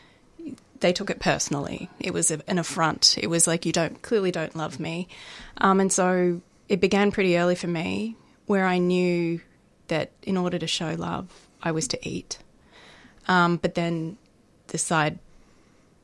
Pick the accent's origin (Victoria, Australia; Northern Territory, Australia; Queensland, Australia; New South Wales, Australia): Victoria, Australia; Melbourne; I grew up in Melbourne